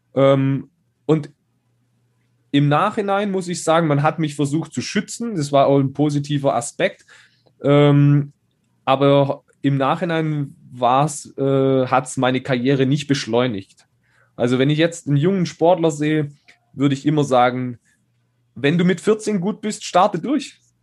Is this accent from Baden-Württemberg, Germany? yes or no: yes; Schonach, Baden-Württemberg, Germany; in Schonach, da wo ich herkomme, kleines, kleiner Ort mit 4000 Einwohnern.